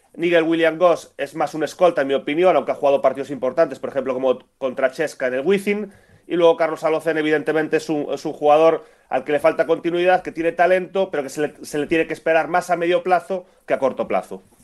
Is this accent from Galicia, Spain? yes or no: yes; Lugo, Galicia, Spain; yo como lucense y broganista